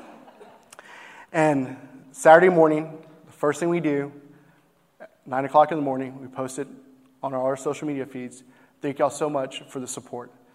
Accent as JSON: {"language": "English", "town": "Grand Prairie", "region": "Texas", "country": "United States", "tie": "born or raised there", "said": "we're born and raised in Grand Prairie."}